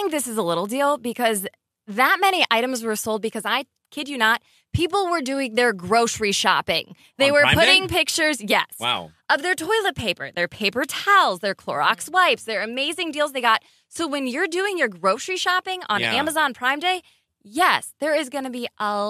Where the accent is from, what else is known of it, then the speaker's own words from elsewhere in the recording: Ohio, United States; I grew up in Ohio